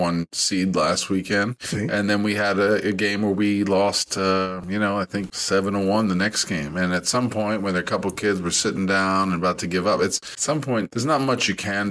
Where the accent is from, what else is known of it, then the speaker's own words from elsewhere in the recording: New York, United States; moved away; growing up in New York